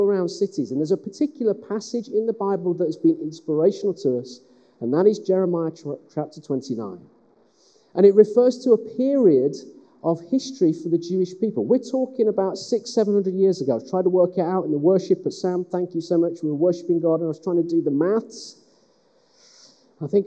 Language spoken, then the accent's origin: English; West Midlands, United Kingdom; now in Sheffield, United Kingdom; I'm from the West Midlands.